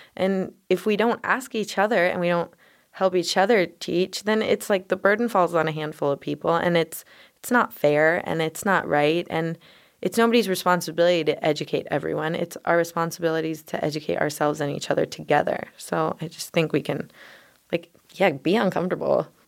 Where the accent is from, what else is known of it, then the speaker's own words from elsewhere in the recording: Denver, Colorado, United States; I grew up in Denver